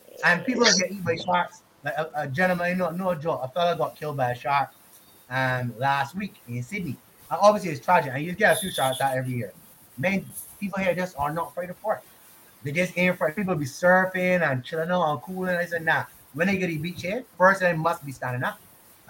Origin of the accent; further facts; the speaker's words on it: South Africa; He's from India. I'm just from South Africa, but Indian descent.